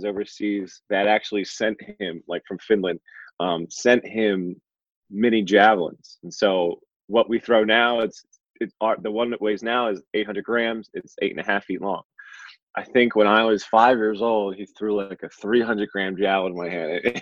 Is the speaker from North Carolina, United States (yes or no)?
no; Burlington County, New Jersey, United States; I'm born and raised in South Jersey, right in the Burlington County area.